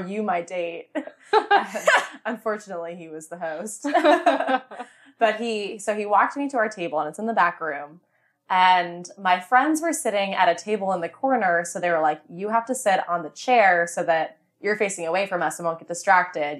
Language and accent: English; Vienna, Virginia, United States; I was from Vienna